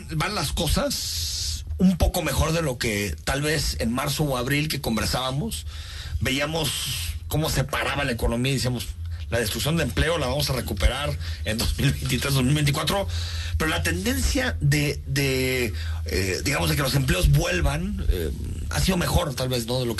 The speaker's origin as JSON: {"language": "Spanish", "country": "Mexico", "said": "cuando viajamos por el mundo, una de las primeras cosas que nos reconocen como mexicanos es precisamente este ícono de nuestra cultura."}